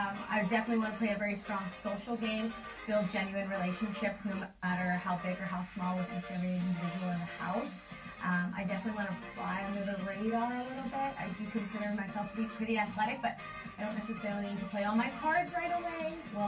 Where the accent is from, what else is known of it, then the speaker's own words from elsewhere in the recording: Vancouver, British Columbia, Canada; {S0} …. {S2} … I'm 30 years old and I'm from Vancouver, British.